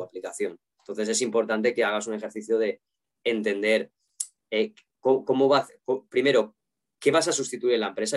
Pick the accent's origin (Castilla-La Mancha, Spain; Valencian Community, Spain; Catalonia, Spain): Valencian Community, Spain; siendo valenciano